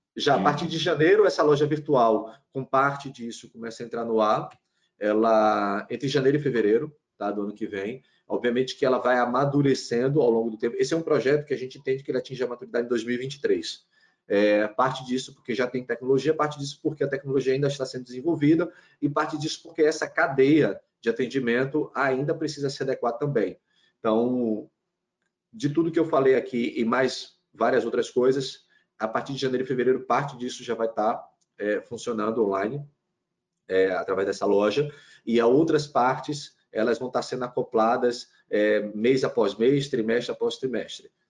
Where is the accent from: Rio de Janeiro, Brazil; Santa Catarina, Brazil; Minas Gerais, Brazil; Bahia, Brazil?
Bahia, Brazil; Salvador; also born or lived in Aracaju, Sergipe; now in Recife, Brazil; Eu sou nasci, nasci, em Salvador, morei muito tempo numa cidade chamada Aracaju, Sergipe